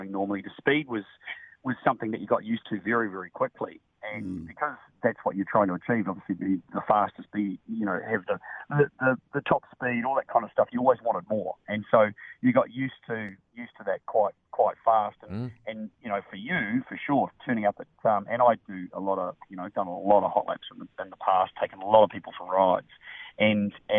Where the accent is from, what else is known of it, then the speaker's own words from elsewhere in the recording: New Zealand; growing up in New Zealand